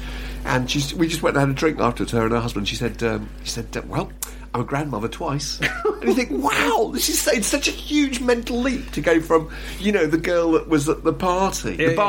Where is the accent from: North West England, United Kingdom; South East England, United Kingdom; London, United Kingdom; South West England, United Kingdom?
South East England, United Kingdom; Fleet; moved away; my hometown, Fleet, Hampshire